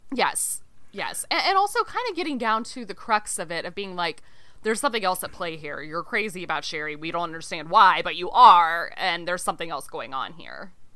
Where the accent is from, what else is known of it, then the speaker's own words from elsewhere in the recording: Texas, United States; I'm Texan